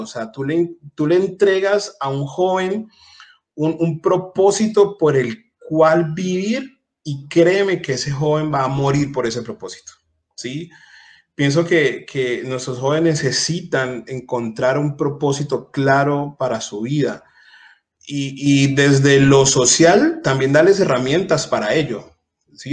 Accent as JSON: {"language": "Spanish", "country": "Colombia", "said": "en mi país, en Colombia"}